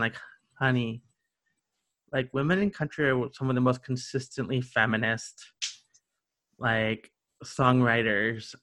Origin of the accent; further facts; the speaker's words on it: the South, United States; now in Greensboro, United States; I grew up in the South